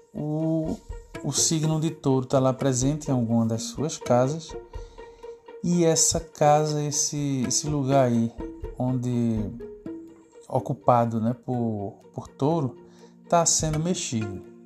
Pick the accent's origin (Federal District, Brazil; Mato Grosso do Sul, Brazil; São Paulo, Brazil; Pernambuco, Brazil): Pernambuco, Brazil; Recife; eu sou cá de Recife